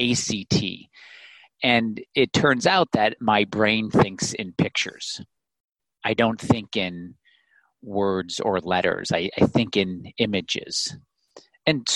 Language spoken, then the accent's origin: English; Illinois, United States; growing up in the Midwest in Illinois